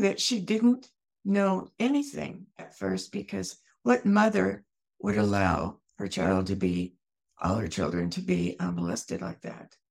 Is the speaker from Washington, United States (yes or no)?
yes; Eastern Washington, United States; also born or lived in Germany; I grew up in Eastern Washington.